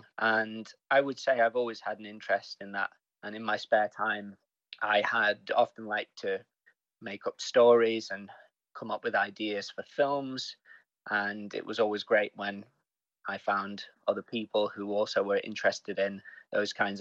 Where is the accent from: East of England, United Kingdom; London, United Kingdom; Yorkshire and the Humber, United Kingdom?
Yorkshire and the Humber, United Kingdom; Sheffield; and I'm also from Sheffield originally